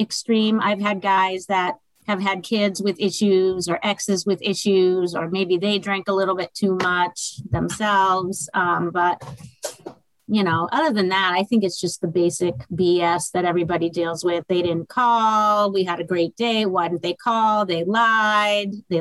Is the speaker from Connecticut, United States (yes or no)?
no; Massachusetts, United States; moved away as an adult; now in Fort Myers, United States; I'm originally from Massachusetts